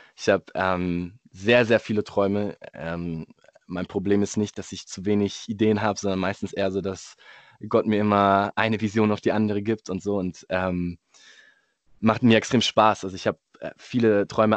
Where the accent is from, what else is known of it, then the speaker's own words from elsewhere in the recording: Munich, Bavaria, Germany; ich bin Münchner